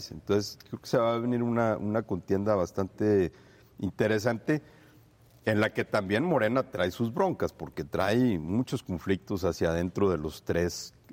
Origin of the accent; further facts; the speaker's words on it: Torreón, Coahuila, Mexico; Yo soy de aquí